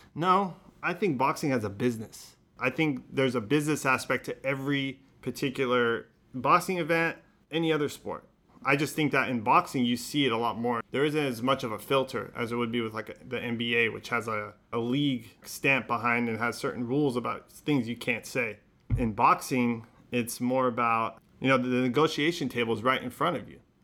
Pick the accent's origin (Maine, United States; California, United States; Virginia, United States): California, United States; Modesto; also born or lived in Los Angeles, United States; now in San Francisco, United States; I was born in Los Angeles, North Hollywood, and we moved to Modesto when I was, like, five years old and grew up in Modesto